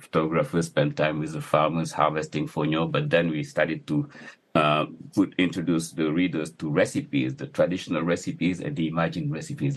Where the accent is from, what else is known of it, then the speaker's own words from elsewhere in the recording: Dakar, Senegal; also born or lived in Casamance; I grew up in Dakar